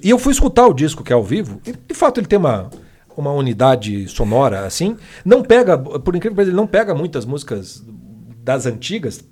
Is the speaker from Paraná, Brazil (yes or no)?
yes; Paraná, Brazil; a gente é paranaense